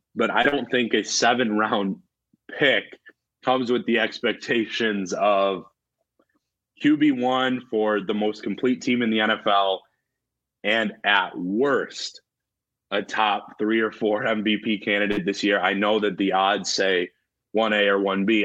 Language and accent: English; Wisconsin, United States; my home state, you know, where, where I am now, Wisconsin.